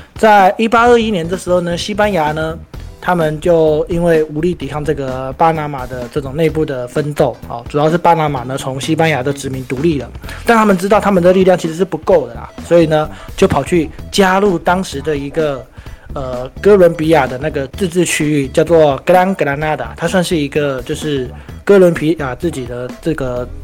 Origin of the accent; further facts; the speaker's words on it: Miaoli County, Taiwan; 尤其我们本身是苗栗人嘛， 就跟我们的客家菜有点类似